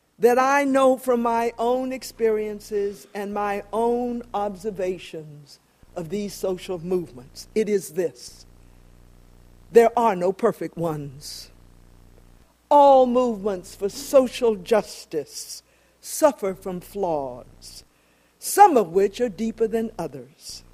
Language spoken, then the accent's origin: English; Jacksonville, Florida, United States; the community that I grew up in Jacksonville, Florida